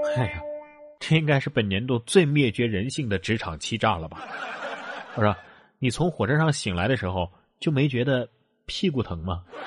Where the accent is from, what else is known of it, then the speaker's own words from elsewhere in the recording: Sichuan, China; 咱们四川人还擅长这个